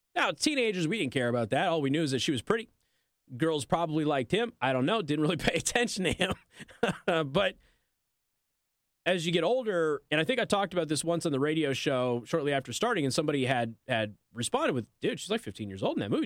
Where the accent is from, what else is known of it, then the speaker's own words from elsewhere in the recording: Las Vegas, Nevada, United States; moved away; I'm from Las Vegas